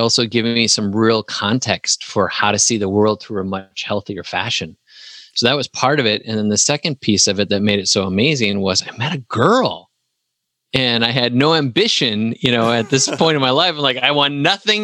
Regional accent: Wisconsin, United States; moved away as an adult; also born or lived in Huntsville, Alabama; now in Tennessee, United States; I was still in my hometown in Wisconsin for a couple more years

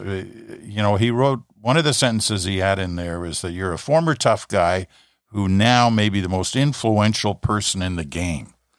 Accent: Canada; I'm a Canadian kid

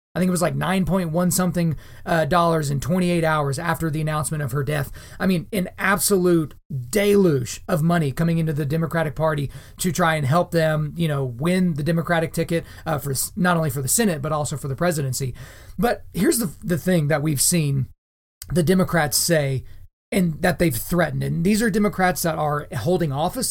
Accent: Oklahoma, United States; my home state of Oklahoma

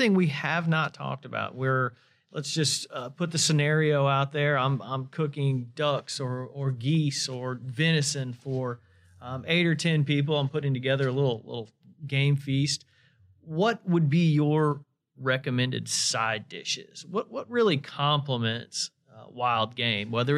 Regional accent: Indiana, United States; I'm from Indiana

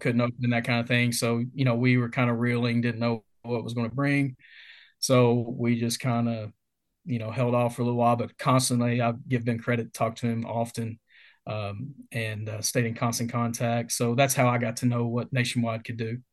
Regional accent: Mount Sterling, Kentucky, United States; born and raised in a small town in Kentucky called Mount Sterling

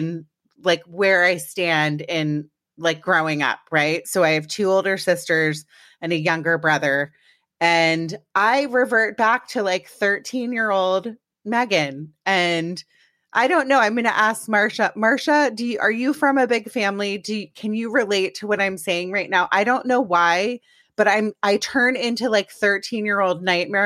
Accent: Washington, District of Columbia, United States; I'm from DC originally.

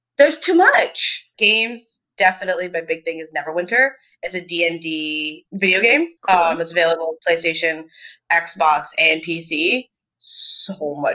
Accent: a town just outside of Toronto, Ontario, Canada; I'm from a town just outside of Toronto, Ontario, Canada

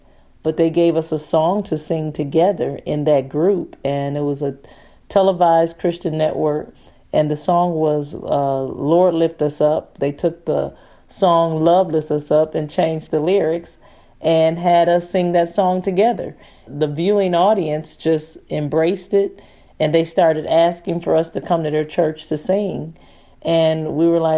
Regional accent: Detroit, Michigan, United States; now in Nashville, United States; I'm originally from Detroit, Michigan. I have been in Nashville for several years now

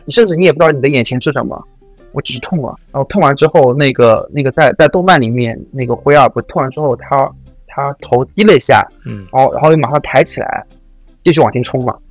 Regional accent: China; 我们作为一个中国人

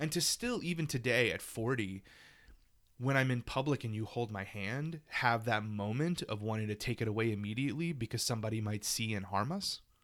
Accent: Louisiana, United States; moved away; my small town in Louisiana

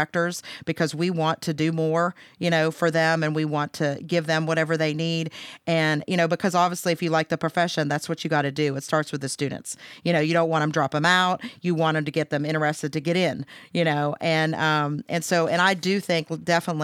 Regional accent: Pennsylvania, United States; moved away as an adult; also born or lived in Huntington, West Virginia; I'm originally from Pennsylvania

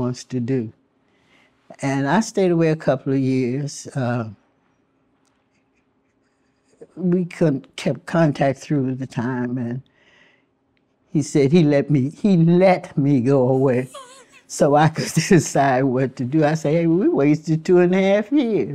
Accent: Alexandria, Virginia, United States; Dr. Durant, who came to Alexandria in the late 20s, was the doctor who delivered children here. And my understanding from my parents was that I was his first delivery.

